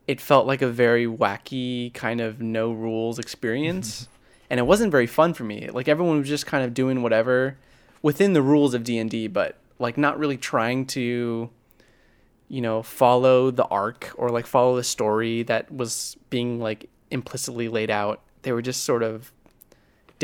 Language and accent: English; California, United States; now in Pittsburgh, United States; I'm in Pittsburgh right now with Mac, mm-hmm. but I'm originally from California